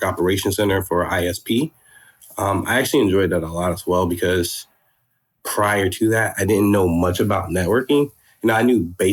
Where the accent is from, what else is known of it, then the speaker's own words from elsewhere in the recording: Florida, United States; moved away as an adult; also born or lived in Georgia; now in Atlanta, United States; I'm originally from Florida. And I was doing high school in Georgia, then moved back to Florida, finished high school there